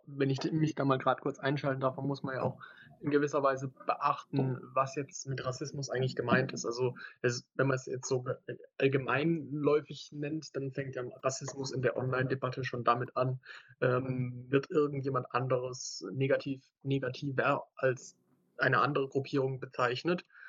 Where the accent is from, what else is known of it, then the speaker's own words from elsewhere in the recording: Baden-Württemberg, Germany; ich komme aus Baden-Württemberg, mache hier mein Abi